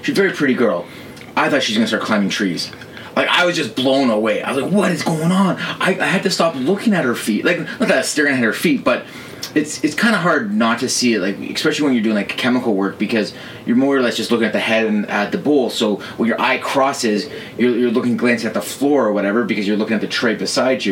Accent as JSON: {"language": "English", "country": "Canada", "tie": "born or raised there", "said": "growing up in Canada"}